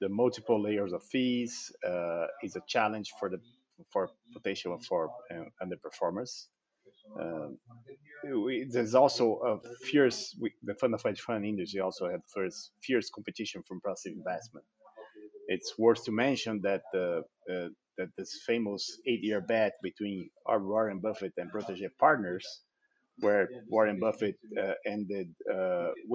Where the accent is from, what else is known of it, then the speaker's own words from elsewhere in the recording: Brazil; also born or lived in Netherlands; my family moved back to Brazil when I was just 8 months old